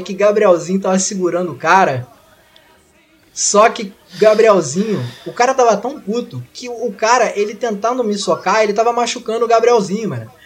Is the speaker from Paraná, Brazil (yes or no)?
no; Rio de Janeiro, Brazil